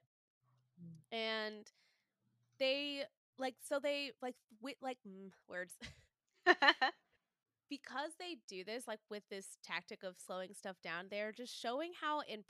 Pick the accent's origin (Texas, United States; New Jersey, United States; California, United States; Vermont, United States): Texas, United States; I'm from Texas